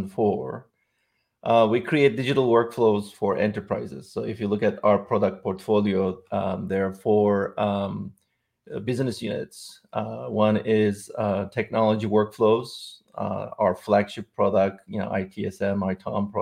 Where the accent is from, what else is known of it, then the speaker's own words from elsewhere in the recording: Istanbul, Turkey; moved away as an adult; also born or lived in Silicon Valley Bay Area; now in San Francisco Bay Area, United States; I'm originally from Istanbul, Turkey